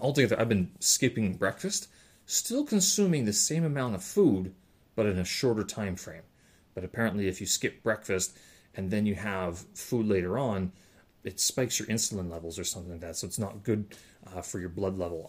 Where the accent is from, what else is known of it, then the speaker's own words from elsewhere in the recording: Winnipeg, Manitoba, Canada; moved away; my hometown